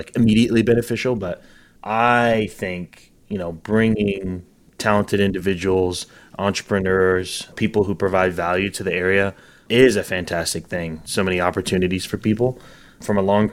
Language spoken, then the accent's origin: English; Northwest Arkansas, United States; moved away; also born or lived in Texas; I grew up in Northwest Arkansas, so I wanted to come back home